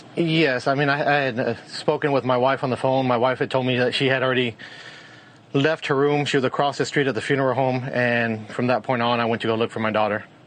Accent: Uvalde, Texas, United States; I've been born and raised in Uvalde for 42, going on 42 years.

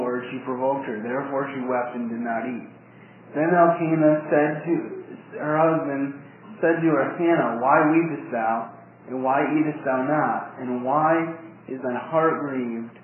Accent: Jackson, Michigan, United States; I was born in Jackson, Michigan

